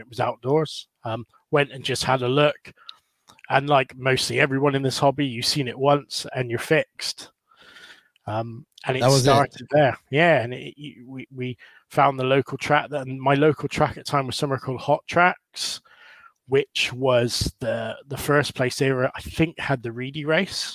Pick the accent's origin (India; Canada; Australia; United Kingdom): United Kingdom; Bridgwater, South West England; also born or lived in California; I'm from the Southwest, a place called Bridgewater, which is right down in the sort of, between Bristol and like the bottom of Cornwall.